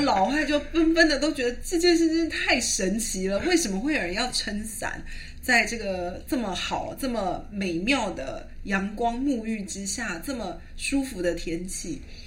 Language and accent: Chinese; Taiwan; moved away as an adult; also born or lived in Europe; 我是台湾来的